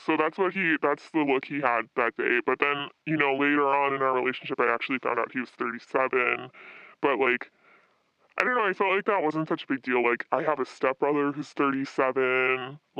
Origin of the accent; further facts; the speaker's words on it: Midwest, United States; I'm from the Midwest, so, you know, I'm used to these guys who are really closed off.